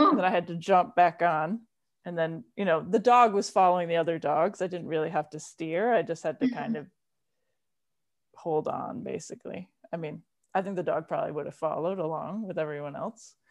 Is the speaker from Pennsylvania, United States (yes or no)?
no; Rhode Island, United States; moved away as an adult; now in Massachusetts, United States; I'm originally from Rhode Island, but I've been in Massachusetts since I went to college